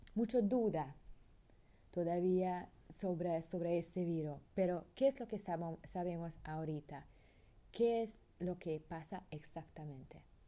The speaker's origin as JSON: {"language": "Spanish", "country": "Hungary", "second_language": "Spanish", "moved": "yes", "lives_now": "Panama", "said": "soy europeo, soy húngara."}